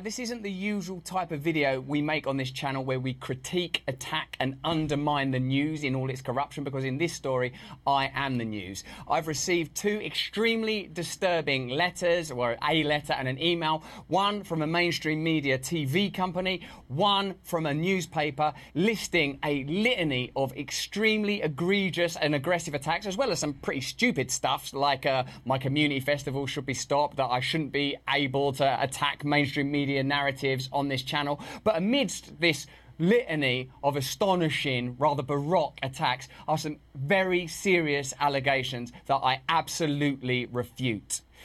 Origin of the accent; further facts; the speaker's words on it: England, United Kingdom; I'm English